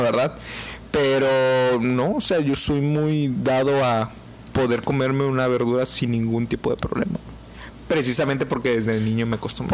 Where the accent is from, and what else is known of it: Mexico